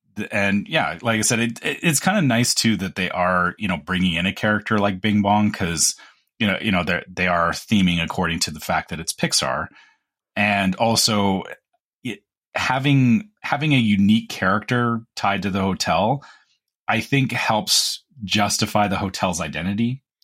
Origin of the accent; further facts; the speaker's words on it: Canada; we're Canadian